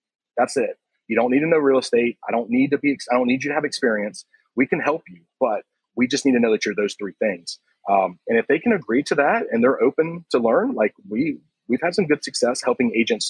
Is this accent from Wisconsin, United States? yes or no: no; Myrtle Beach, South Carolina, United States; It was okay at best. It's the place that, you know, there's everything to do if you're a tourist and you feel like there's nothing to do as a local.